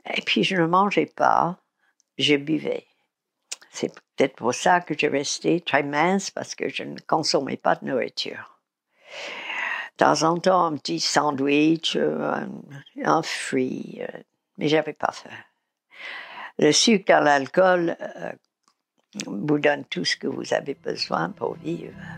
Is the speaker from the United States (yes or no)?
yes; United States; now in Paris, France; je suis américaine